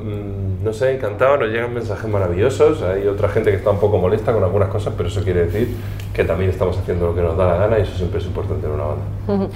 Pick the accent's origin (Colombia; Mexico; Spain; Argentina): Spain; Region of Murcia; como murcianos que somos, quien más, quien menos, tenemos una conexión especial con con el Mar Menor